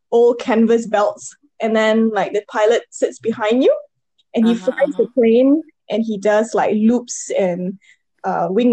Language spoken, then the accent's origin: English; Penang, Malaysia; moved away as an adult; now in Singapore; I'm originally from, I was born in Penang and I grew up mostly in Malaysia and moved to Singapore about, I think right now should be about 10 years ago